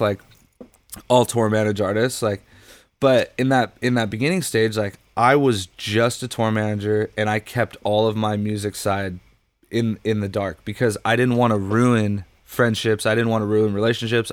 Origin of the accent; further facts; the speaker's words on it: Huntington Beach, California, United States; also born or lived in Los Angeles, California; I grew up in Huntington Beach